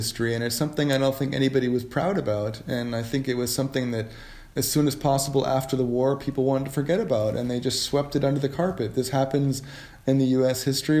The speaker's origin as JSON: {"language": "English", "region": "New York", "country": "United States", "tie": "born or raised there", "also_born_or_lived": "Connecticut / Wisconsin / Berlin", "moved": "yes", "said": "I was born in New York in 1960 and grew up in New York and Connecticut. My grandfather spoke German"}